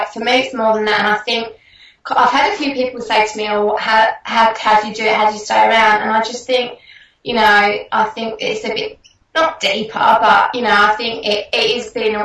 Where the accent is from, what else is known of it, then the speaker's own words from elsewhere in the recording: England, United Kingdom; moved away as an adult; now in Australia; I am essentially English